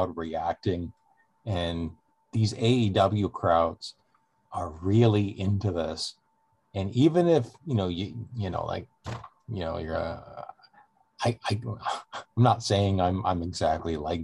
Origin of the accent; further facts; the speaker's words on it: Toronto, Ontario, Canada; I'm from Toronto